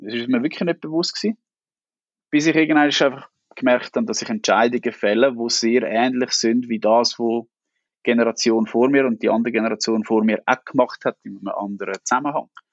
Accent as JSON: {"language": "German", "town": "Niederwil", "region": "Aargau", "country": "Switzerland", "tie": "born or raised there", "said": "Ich bin in Niederwil aufgewachsen"}